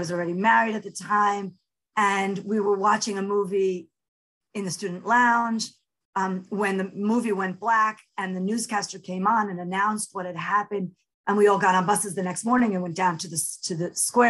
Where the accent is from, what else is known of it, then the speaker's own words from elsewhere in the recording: Netanya, Central District, Israel; also born or lived in New York; I guess I'll start with, I grew up in New York and Netanya, so on both sides of the ocean, a lot of back and forth. I had the privilege of being born in Israel, so I'm a Sabra